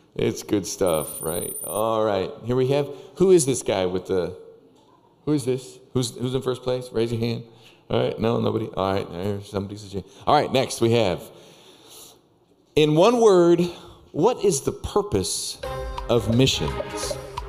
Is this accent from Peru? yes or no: yes; Peru; Anyway, so we have been in Peru for quite some time. I was born and raised way up in the Andes Mountains